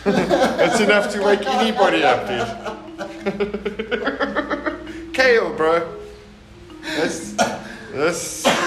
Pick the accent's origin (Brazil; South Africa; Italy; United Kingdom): South Africa; Alberton, Gauteng; South Africa, Alberton.